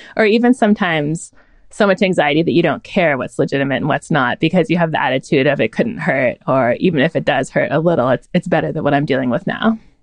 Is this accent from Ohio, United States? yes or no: no; Northern California, United States; I was raised in Northern California